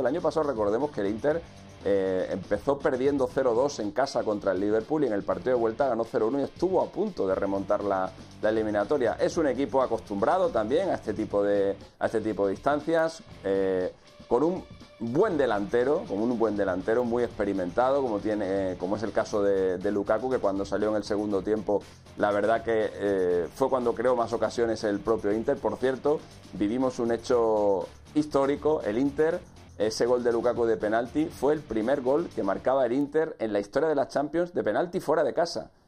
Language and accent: Spanish; Spain; en, nuestro país, en mi país